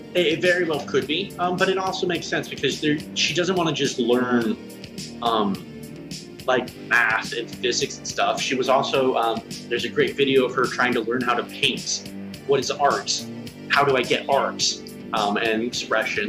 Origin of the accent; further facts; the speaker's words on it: United States; I am an American